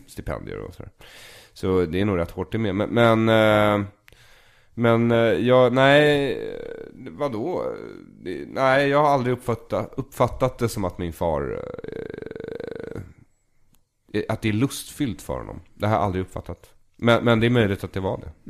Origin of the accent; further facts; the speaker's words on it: Solna, Stockholm County, Sweden; also born or lived in Tel Aviv, Israel; jag är uppvuxen i Bergshamra, men skolan ligger på Östermalm